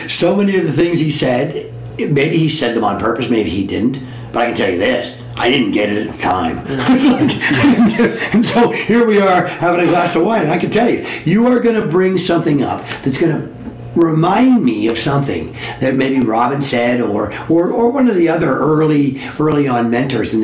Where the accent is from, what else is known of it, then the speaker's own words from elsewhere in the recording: Southern Ontario, Canada; I'm from Southern Ontario.